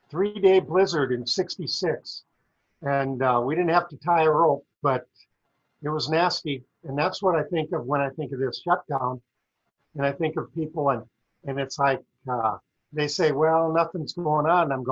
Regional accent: South Dakota, United States; I grew up in South Dakota on a dairy farm, small dairy farm.

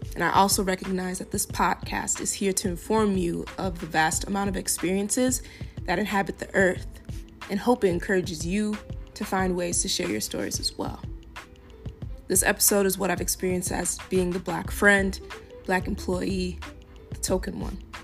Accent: Farmington, Minnesota, United States; also born or lived in Eden Prairie, Minnesota / Lakeville, Minnesota; While growing up in Farmington, I always was one of the bla-, few black kids.

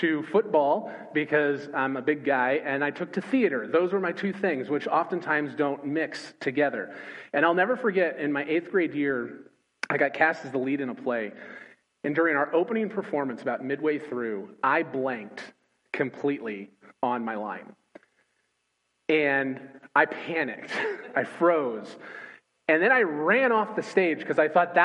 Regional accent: Los Angeles, California, United States; moved away as an adult; also born or lived in Joplin, Missouri / New Orleans / Nashville; now in Richmond, United States; I grew up in Los Angeles, California

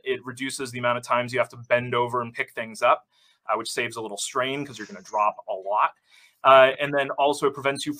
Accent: Salem, Massachusetts, United States; growing up in Salem, Massachusetts

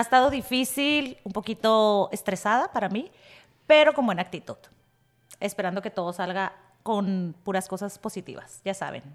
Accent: Tijuana, Baja California, Mexico; moved away as an adult; now in San Diego, United States; nací en Tijuana, 100% tijuanera toda mi vida

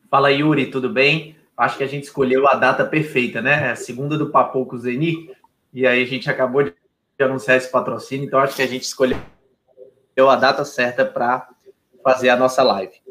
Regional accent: Rio de Janeiro, Brazil; now in Fortaleza, Brazil; eu sou cearense de coração. Eu sou carioca, nasci no Rio, minha família, meu pai é ex-atleta de futsal.

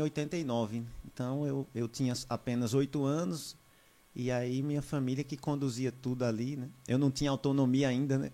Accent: Caruaru, Pernambuco, Brazil; also born or lived in São Paulo / João Pessoa; now in Belo Jardim, Brazil; eu tive a minha infância toda aqui em Pernambuco

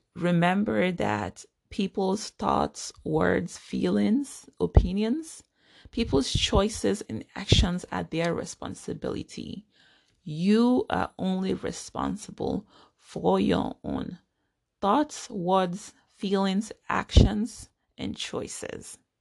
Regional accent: Nigeria; now in United States; I am a Nigerian American. I was born and grew up in Nigeria.

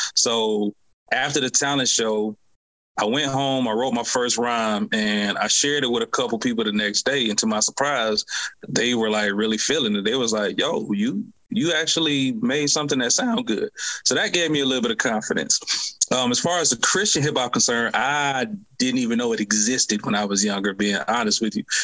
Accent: Decatur, Georgia, United States; I'm born and raised in Atlanta, um, Decatur to be exact

